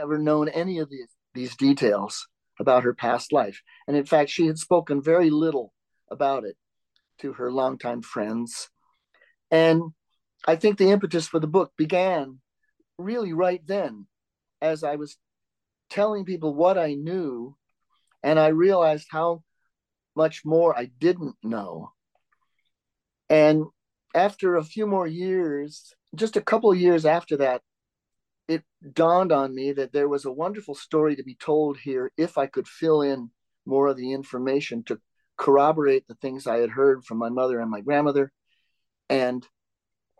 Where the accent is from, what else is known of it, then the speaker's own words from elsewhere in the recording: Reno, Nevada, United States; I grew up in the city of Reno, Nevada